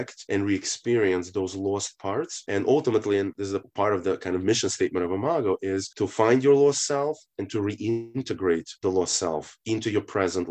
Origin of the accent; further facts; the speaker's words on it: Kyiv, Ukraine; moved away; I'm actually from Kiev, Ukraine